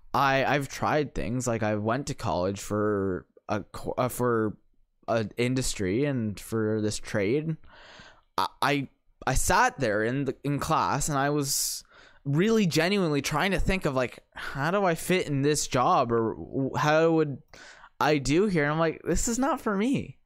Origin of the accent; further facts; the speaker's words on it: St. Catharines, Ontario, Canada; I grew up in Saint Catharines